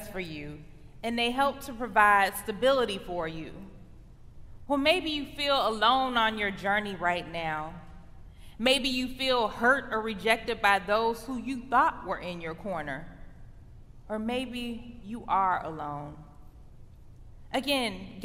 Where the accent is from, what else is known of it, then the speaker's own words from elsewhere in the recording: Chicago, Illinois, United States; now in Michigan, United States; I'm from the Chicago area